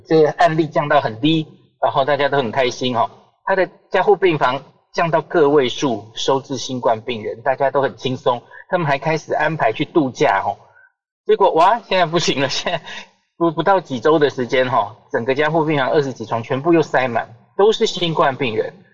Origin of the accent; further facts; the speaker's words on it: Taiwan; 我们台湾人戴得住口罩